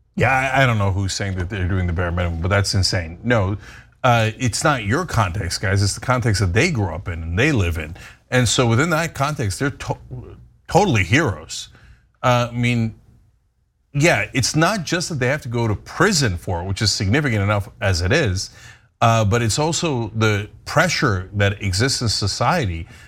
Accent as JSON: {"language": "English", "country": "United States", "said": "as an American"}